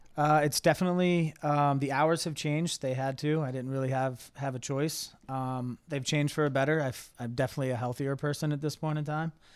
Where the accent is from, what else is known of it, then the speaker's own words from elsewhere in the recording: Cincinnati, Ohio, United States; moved away as an adult; now in Columbus, United States; I'm from Cincinnati, but moved to Columbus